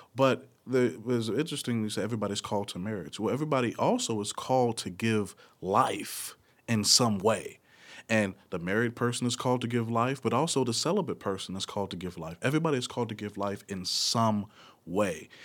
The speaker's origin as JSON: {"language": "English", "town": "Nashville", "region": "Tennessee", "country": "United States", "said": "from Nashville, uh, Tennessee."}